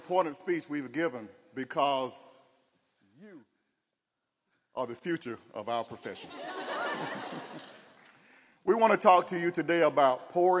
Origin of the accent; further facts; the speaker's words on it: Tarleton, Georgia, United States; we're two young men from country towns who just wanted to make a difference. I grew up in Tarleton, Georgia, a small rural town with two traffic lights